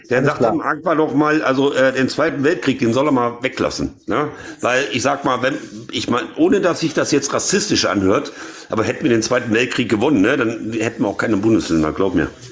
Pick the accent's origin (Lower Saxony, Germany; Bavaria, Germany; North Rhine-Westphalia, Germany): North Rhine-Westphalia, Germany; ich bin in NRW geboren